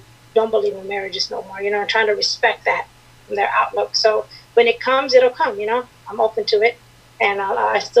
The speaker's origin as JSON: {"language": "English", "town": "San Diego", "region": "California", "country": "United States", "tie": "born or raised there", "also_born_or_lived": "Eritrea", "moved": "yes", "lives_now": "Arizona, United States", "said": "I'm originally from Eritrea, that's in East Africa, but I grew up in San Diego"}